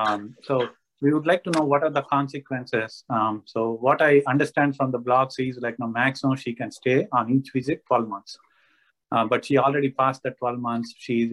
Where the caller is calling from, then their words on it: Mount Juliet, Tennessee, United States; So I'm calling from Mount Juliet, Tennessee.